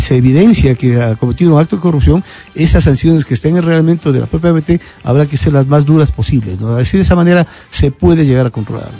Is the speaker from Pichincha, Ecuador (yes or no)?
yes; Quito, Pichincha, Ecuador; soy un quiteño común como todo el resto